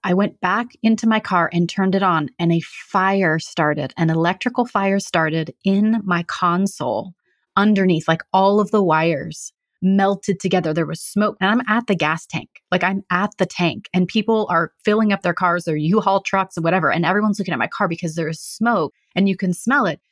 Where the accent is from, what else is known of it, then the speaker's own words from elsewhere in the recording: Central California, United States; moved away as an adult; also born or lived in Eastern Oregon / San Diego / Los Angeles; now in Central Oregon, United States; my family moved to Central California